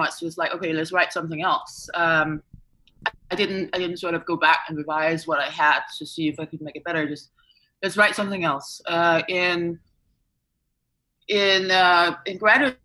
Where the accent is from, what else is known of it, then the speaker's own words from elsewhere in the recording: Denmark; moved away; back in my home country, Denmark